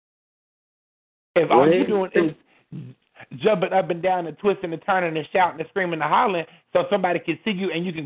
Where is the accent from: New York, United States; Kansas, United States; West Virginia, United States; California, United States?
West Virginia, United States; Beckley; my hometown of Beckley